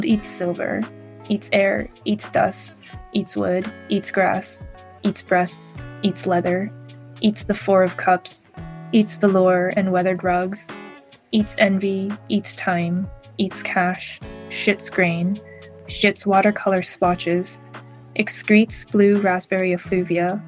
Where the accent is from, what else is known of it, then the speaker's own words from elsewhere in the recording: South Bay, California, United States; also born or lived in Washington State / Hangzhou, China / United Kingdom / Taiwan; now in Berkeley, United States; South Bay. So I grew up in California